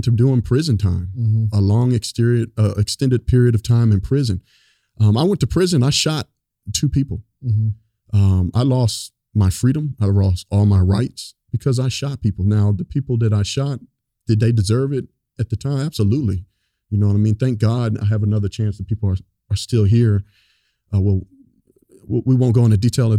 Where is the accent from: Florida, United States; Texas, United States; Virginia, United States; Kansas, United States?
Virginia, United States; Northern; I grew up in North Virginia, close to DC